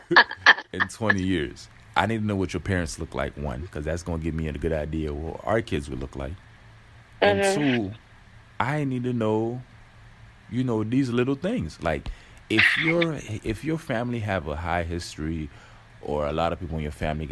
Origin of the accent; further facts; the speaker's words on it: Haiti; now in United States; I was born in Haiti